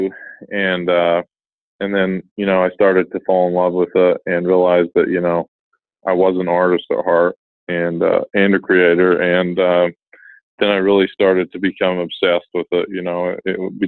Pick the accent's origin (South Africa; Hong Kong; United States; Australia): United States; Utah; I was born and raised in Utah